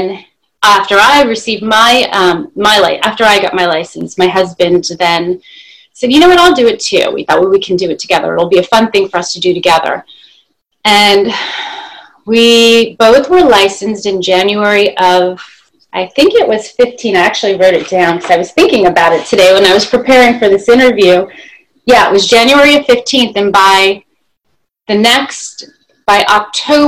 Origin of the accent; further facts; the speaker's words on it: New Jersey, Pennsylvania area, Northeast, United States; moved away as an adult; now in Florida, United States; I'm a native of the Northeast. I grew up in New Jersey, Pennsylvania area